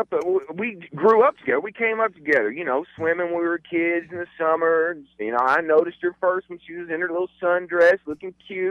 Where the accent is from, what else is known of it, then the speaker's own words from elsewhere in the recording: Georgia, United States; now in Homestead, United States; I grew up in Georgia.